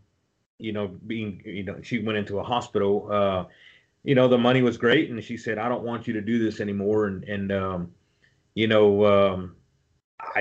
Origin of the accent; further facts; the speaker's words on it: Robstown, Texas, United States; I live in Robstown, born and raised in Robstown